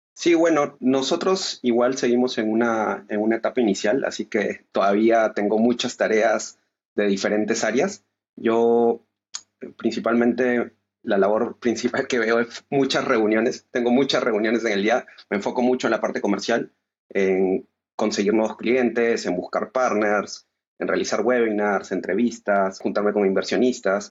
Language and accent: Spanish; Peru; nosotros somos de Perú